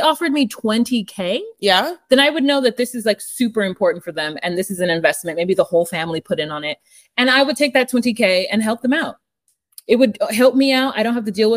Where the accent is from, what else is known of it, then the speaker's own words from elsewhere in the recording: United States; I'm an American